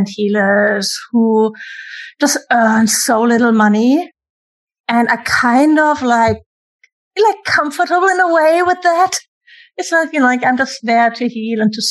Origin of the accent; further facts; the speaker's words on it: Germany; I'm from Germany, where everything is free, education, universities, everything